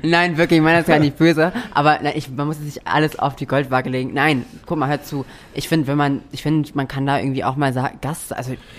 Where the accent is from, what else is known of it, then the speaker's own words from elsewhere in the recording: Hamburg, Germany; moved away as an adult; now in Buxtehude, Germany; ich bin in Buxtehude geboren und habe dort die ersten drei Jahre meines Lebens gelebt und bin dann nach Hamburg gezogen